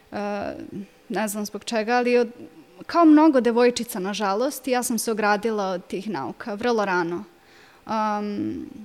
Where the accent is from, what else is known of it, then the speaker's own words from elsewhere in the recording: Kikinda, Vojvodina, Serbia; odrasla sam u Kikindi, išla sam ovde u osnovnu školu, u gimnaziju